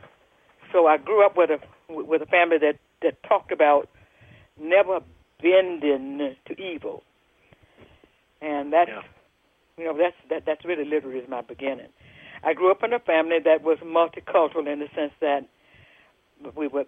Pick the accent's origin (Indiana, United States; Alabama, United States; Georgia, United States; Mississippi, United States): Mississippi, United States; Jackson; So I grew up in Jackson, Mississippi, which is central Mississippi.